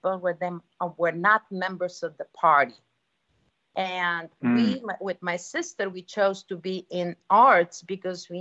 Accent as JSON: {"language": "English", "town": "Sofia", "region": "Sofia City", "country": "Bulgaria", "tie": "born or raised there", "moved": "as an adult", "lives_now": "United States", "said": "I was born in Bulgaria, Sofia, which is the capital of Bulgaria, very many, many years ago during the communism. And I have been raised by intellectual family"}